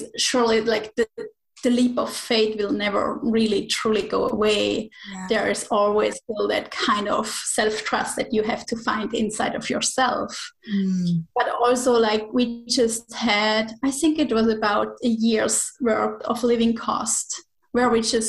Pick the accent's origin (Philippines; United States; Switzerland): Switzerland; moved away as an adult; now in Menorca, Spain; I'm originally from Switzerland. So 5 years ago, 4 years ago, we moved from Switzerland to Spain.